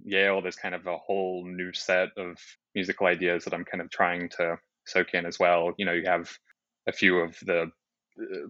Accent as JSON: {"language": "English", "town": "Sydney", "region": "New South Wales", "country": "Australia", "tie": "born or raised there", "also_born_or_lived": "New York", "moved": "as an adult", "said": "I grew up in Sydney, Australia. I moved to New York for my undergrad"}